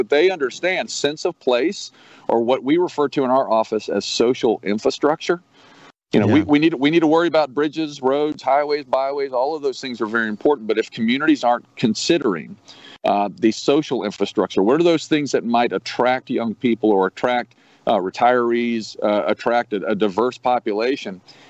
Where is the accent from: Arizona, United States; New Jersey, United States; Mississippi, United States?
Mississippi, United States; Long Beach; I'm a coast kid actually growing up. I'm from Long Beach originally.